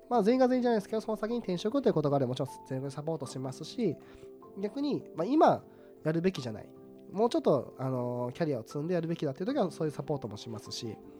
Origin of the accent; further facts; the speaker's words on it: Tottori, Japan; moved away; 私がその鳥取県という、あの、人口四十七位